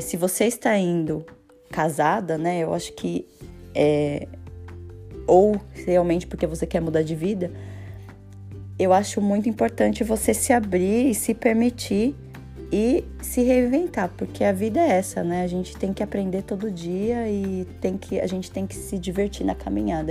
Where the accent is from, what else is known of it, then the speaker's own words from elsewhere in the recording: Brazil; moved away; eu falo do Brasil porque eu sou brasileira